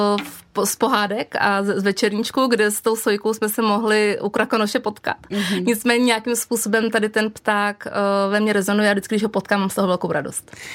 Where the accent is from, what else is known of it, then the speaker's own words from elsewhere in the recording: Czechia; jsem z Krušní hor a přestože jsem žila v malém jako průmyslovém